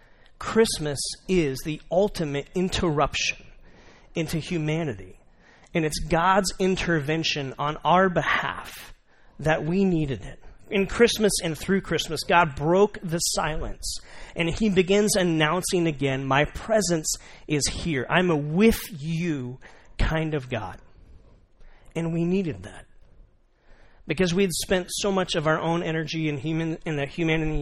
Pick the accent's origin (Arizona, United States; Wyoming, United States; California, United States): Arizona, United States; Tucson; I'm from Tucson